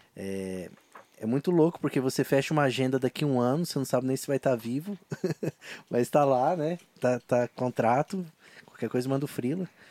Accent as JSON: {"language": "Portuguese", "town": "Londrina", "region": "Paraná", "country": "Brazil", "accent": "mineiro", "said": "sou londrinense"}